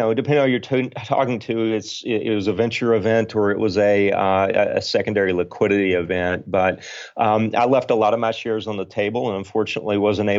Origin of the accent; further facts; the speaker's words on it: Arkansas, United States; I grew up in Arkansas, so I knew the demographic pretty well